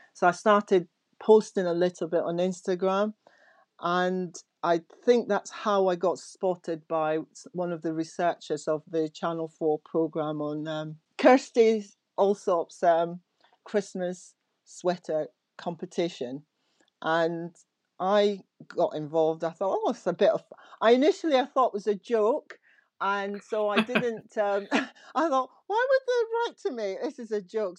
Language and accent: English; Aberdeen, Scotland, United Kingdom; I went to school in Aberdeen, um, in Scotland. So I was brought up in Scotland